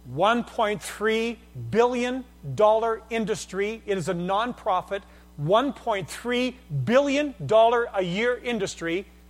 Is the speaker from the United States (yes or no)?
no; Canada; I'm Canadian